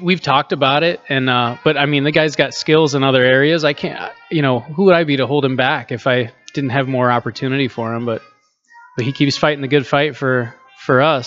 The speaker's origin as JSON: {"language": "English", "town": "Cedar Rapids", "region": "Iowa", "country": "United States", "tie": "born or raised there", "also_born_or_lived": "Chicago / Des Moines", "moved": "as an adult", "said": "here in, in my hometown"}